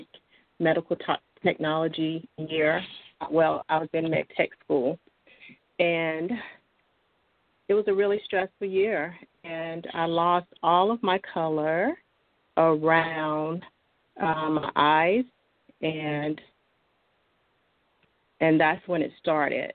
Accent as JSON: {"language": "English", "region": "North Carolina", "country": "United States", "tie": "born or raised there", "said": "I was born and raised in North Carolina and been here all my life."}